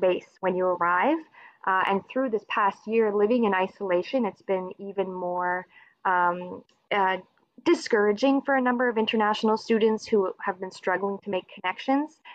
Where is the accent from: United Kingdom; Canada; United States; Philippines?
Canada; Dartmouth, Nova Scotia; I'm from Dartmouth, Nova Scotia. So, I'm on the east coast of Canada.